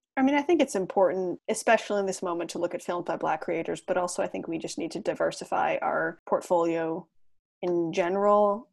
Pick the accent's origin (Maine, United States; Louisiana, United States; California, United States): Maine, United States; Portland; I'm from Portland, Maine